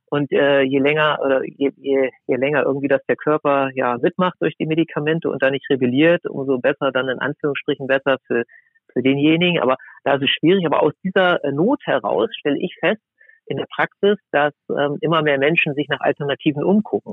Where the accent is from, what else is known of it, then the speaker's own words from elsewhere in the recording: near Braunschweig, Lower Saxony, Germany; Also ich bin in der Nähe von Braunschweig aufgewachsen